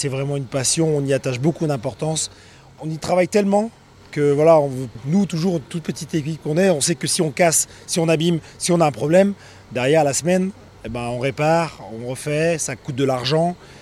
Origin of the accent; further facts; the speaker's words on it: Brittany, France; On est breton